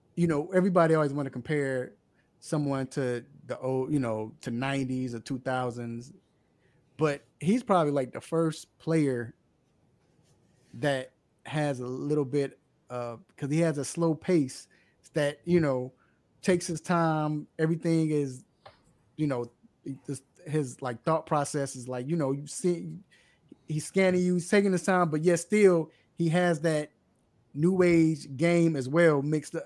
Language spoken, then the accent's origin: English; Chicago, Illinois, United States; moved away; I'm originally from Chicago.